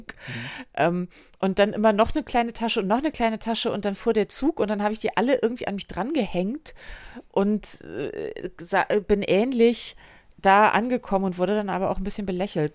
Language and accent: German; Hamburg, Germany; born or raised there